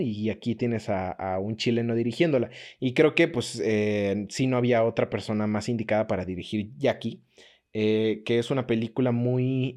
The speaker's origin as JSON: {"language": "Spanish", "country": "Mexico", "said": "como nosotros como mexicanos"}